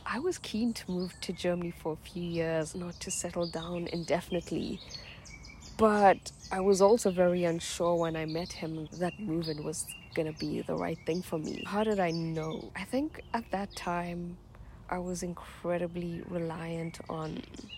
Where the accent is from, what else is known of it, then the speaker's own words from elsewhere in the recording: Durban, KwaZulu-Natal, South Africa; moved away; I grew up in South Africa in a small town called Durban